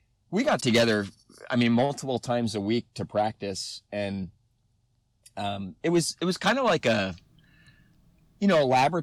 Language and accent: English; New Jersey, United States; I grew up in New Jersey